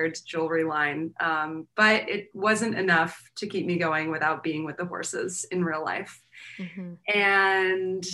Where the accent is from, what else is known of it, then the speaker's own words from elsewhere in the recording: East Coast of the US, United States; now in Los Angeles, United States; I grew up on the East Coast of the US